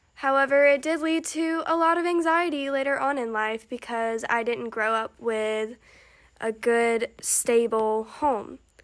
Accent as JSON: {"language": "English", "region": "Alabama", "country": "United States", "said": "I am from Alabama. If you can't tell, cause I just I just said y'all"}